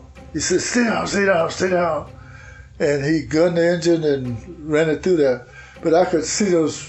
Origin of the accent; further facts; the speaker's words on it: Jackson County, Georgia, United States; I was born in Comox, Jackson County, Georgia.